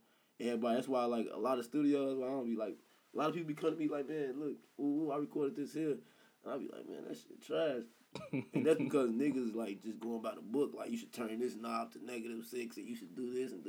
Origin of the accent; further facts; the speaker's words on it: Chicago, Illinois, United States; moved away as an adult; now in Peoria, United States; I'm from Chicago.